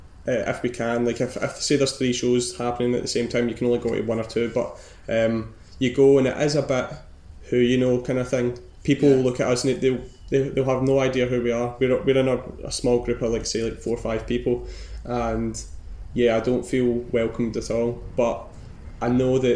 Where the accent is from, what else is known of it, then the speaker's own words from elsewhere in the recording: Girvan, Scotland, United Kingdom; moved away as an adult; also born or lived in Aberdeen; now in Glasgow, United Kingdom; I'm not from Glasgow. I'm from a wee fishing village, maybe like an hour and a half away from here